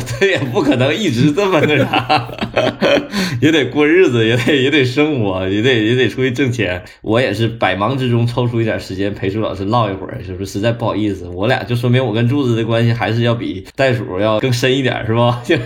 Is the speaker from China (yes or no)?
yes; China; 因为我们中国人没有宗教信仰